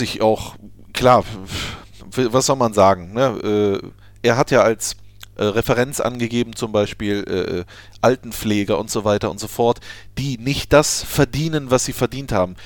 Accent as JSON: {"language": "German", "town": "Düsseldorf", "region": "North Rhine-Westphalia", "country": "Germany", "tie": "born or raised there", "moved": "yes", "said": "Ich bin in Düsseldorf geboren."}